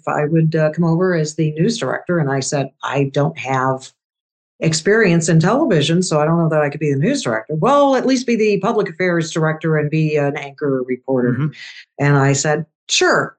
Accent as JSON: {"language": "English", "town": "Louisville", "region": "Kentucky", "country": "United States", "tie": "born or raised there", "also_born_or_lived": "Iran / Indianapolis, Indiana", "moved": "as an adult", "said": "Louisville area, Louisville, Kentucky"}